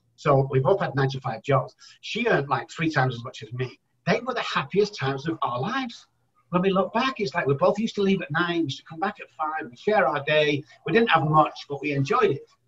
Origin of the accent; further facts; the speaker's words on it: Manchester, North West England, United Kingdom; moved away as an adult; now in San Antonio, United States; I'm originally from Manchester, United Kingdom, residing in San Antonio, Texas for the last 13